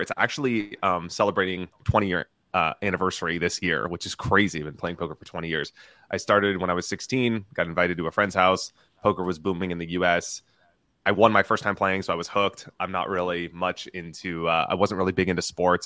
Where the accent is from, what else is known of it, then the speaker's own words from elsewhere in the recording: Southern California, United States; I grew up in Southern California